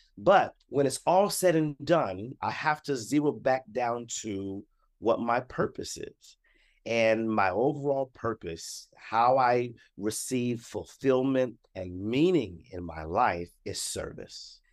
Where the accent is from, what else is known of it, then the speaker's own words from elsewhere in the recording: Columbus, Ohio, United States; I am from Columbus, Ohio.